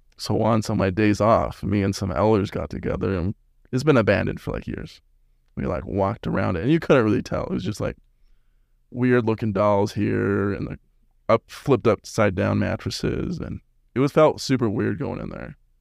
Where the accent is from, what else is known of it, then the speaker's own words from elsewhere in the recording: West Jordan, Utah, United States; moved away; also born or lived in Las Vegas; I'm from Salt Lake, West Jordan.